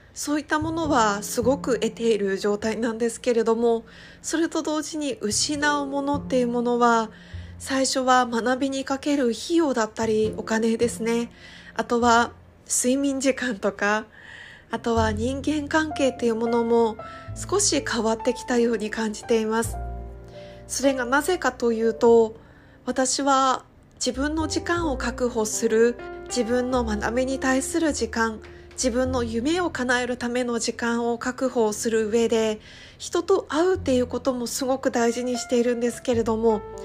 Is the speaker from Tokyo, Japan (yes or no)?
no; Iwate, Japan; moved away as an adult; now in Okinawa, Japan; 地元の岩手県から沖縄県の離島、沖縄の本島からさらに400キロ下に下がった世界地図とか Google マップで見るともう台湾が一番近いっていうちっちゃな離島に移住をして